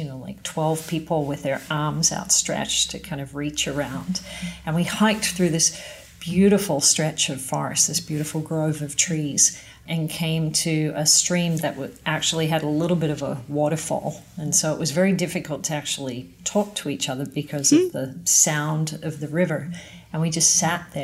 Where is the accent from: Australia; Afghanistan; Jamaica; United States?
Australia; moved away as an adult; now in Canada; being an Aussie